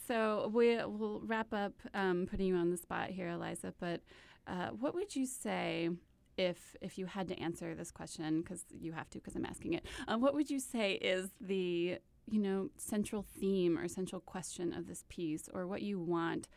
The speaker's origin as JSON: {"language": "English", "region": "Texas", "country": "United States", "moved": "yes", "said": "I'm from Texas"}